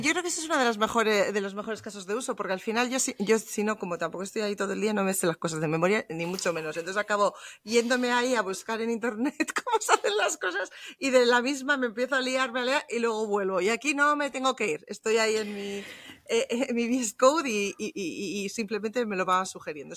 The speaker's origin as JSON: {"language": "Spanish", "town": "Bilbao", "region": "Basque Country", "country": "Spain", "moved": "yes", "lives_now": "Munich, Germany", "said": "originariamente soy española, soy de Bilbao. Lo que pasa es que ahora vivo en, en Múnich, en Alemania, ya desde hace muchos años"}